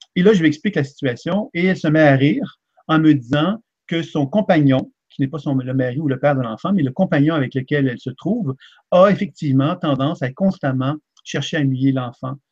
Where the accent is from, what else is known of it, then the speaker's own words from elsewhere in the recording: Quebec, Canada; je suis un Québécois